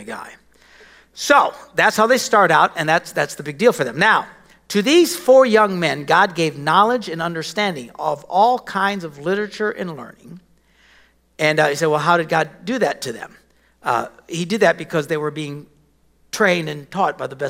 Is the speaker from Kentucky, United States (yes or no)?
no; Wisconsin, United States; we're from Wisconsin, cows